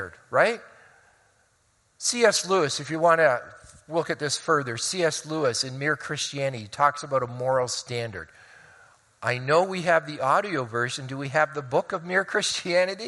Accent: Hamilton, Ontario, Canada; moved away; also born or lived in Oneida Township / Colorado Springs; I grew up for 10 years in Hamilton on the mountain before we moved out to Oneida Township

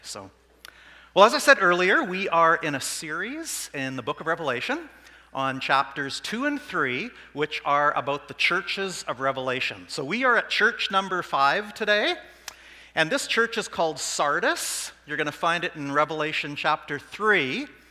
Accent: Saskatoon, Saskatchewan, Canada; I'm not from Swift Current, I'm from Saskatoon.

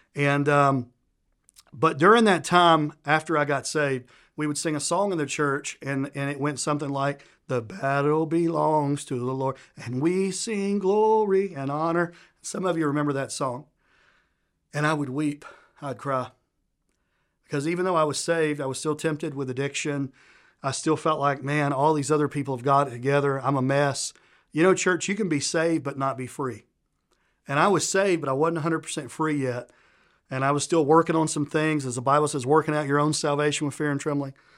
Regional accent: Tennessee, United States; accent: Southern U.S.; I'm from the South, a place called Tennessee. Probably picked up, I'm from Southern U.S. by my accent. And we grow up learning manners

